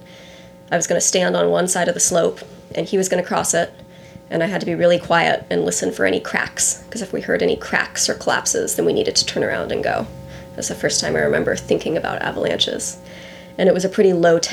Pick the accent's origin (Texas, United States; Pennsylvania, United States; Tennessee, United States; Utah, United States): Utah, United States; Logan; moved away as an adult; also born or lived in Pacific Northwest; now in Washington, United States; I'm from Logan, Utah. I moved out to the Pacific Northwest in 2010.